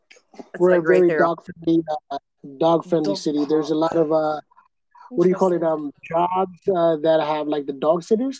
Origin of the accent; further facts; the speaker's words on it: California, United States; I'm from Cali.